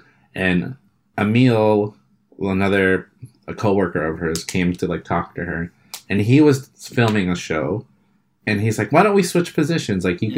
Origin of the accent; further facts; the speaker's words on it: New York, United States; they're in New York and, like, that's my hometown.